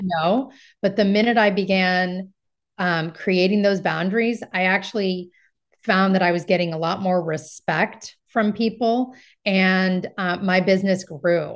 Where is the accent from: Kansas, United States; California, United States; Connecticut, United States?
California, United States; Marin County; I'm from Marin County and it helps that I have connections here in Marin County